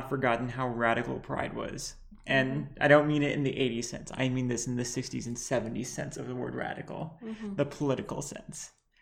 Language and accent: English; Lebanon; I'm bi trans Lebanese